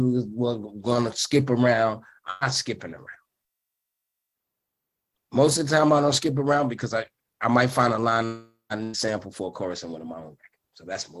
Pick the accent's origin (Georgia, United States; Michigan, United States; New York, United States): New York, United States; New York City; I was from Brooklyn